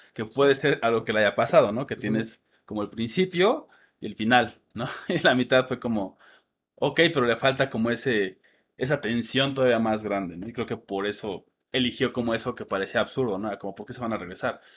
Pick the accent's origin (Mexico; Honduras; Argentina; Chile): Mexico; Y nosotros somos mexicanos